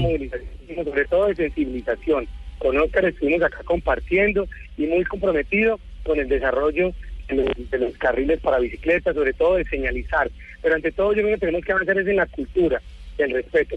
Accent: Neiva, Huila, Colombia; moved away; also born or lived in Bogotá; aquí nos vinimos para esta ciudad que, que es más querida, que es más tranquila, en la cual pues es de una última vez la tierra donde yo nací

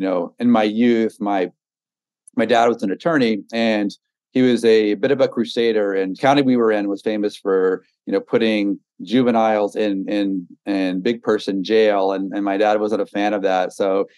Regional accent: Texas, United States; moved away as an adult; also born or lived in Brooklyn, New York; I grew up in Texas

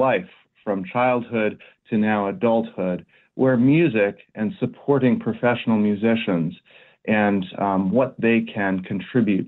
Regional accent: outside of Boston, Massachusetts, United States; also born or lived in San Francisco / Houston; now in Baltimore, United States; I grew up outside of Boston

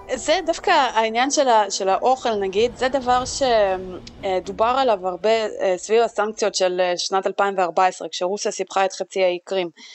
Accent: Israel

